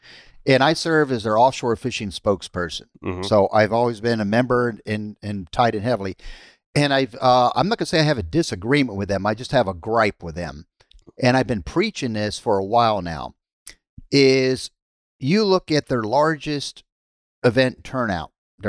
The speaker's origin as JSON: {"language": "English", "area": "Haulover Inlet", "region": "Florida", "country": "United States", "tie": "born or raised there", "said": "That's my hometown inlet."}